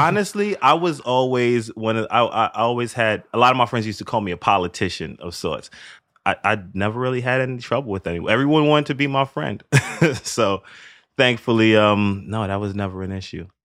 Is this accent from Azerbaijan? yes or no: no; New York City, New York, United States; I grew up in the Northeast Bronx, which is a pretty Caribbean neighborhood.